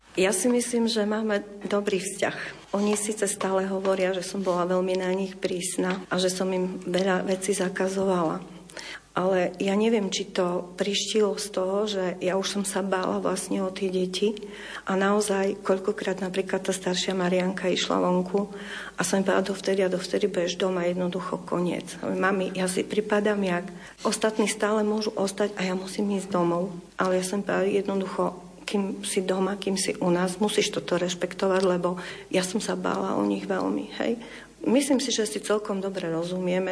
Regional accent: eastern Slovakia, Slovakia; moved away; sme boli z východu

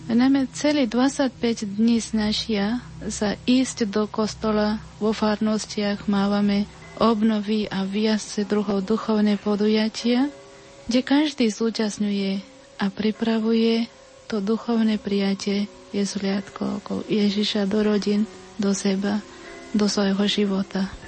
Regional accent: India; Slovak is a second language; now in Nitra, Slovakia; tu dve sme z Indie

